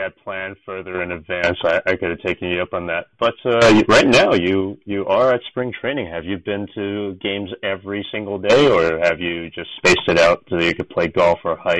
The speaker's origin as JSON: {"language": "English", "area": "San Francisco Bay Area", "region": "California", "country": "United States", "tie": "born or raised there", "moved": "yes", "said": "Like that's where I grew up in the San Francisco Bay Area, so I grew up with the A's and the Giants"}